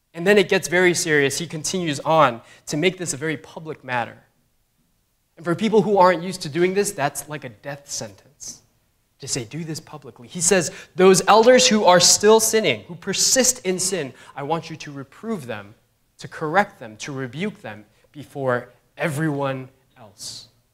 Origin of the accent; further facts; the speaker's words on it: New York, United States; as a New Yorker